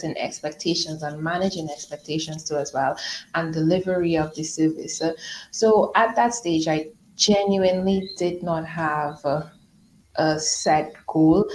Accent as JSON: {"language": "English", "country": "Trinidad & Tobago", "tie": "born or raised there", "also_born_or_lived": "Dominica", "moved": "as an adult", "said": "So I was born in Trinidad and Tobago, and then I moved to Dominica with my husband"}